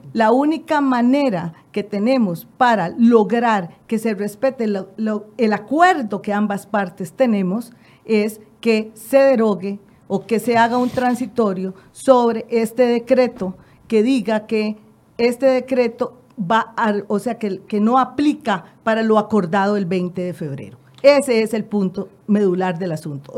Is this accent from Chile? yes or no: no; Costa Rica; es el producto de lo que somos los costarricenses